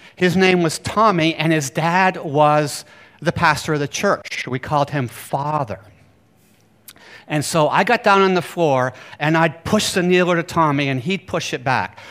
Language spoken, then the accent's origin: English; Bar Harbor, Maine, United States; I grew up in Bar Harbor, Maine